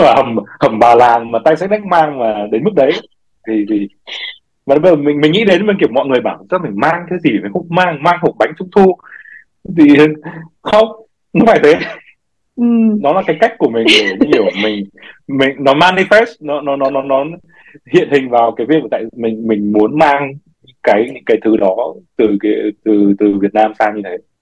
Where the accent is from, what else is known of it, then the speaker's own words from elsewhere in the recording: Vietnam; moved away as an adult; mình sinh ra mình lớn lên từ Việt Nam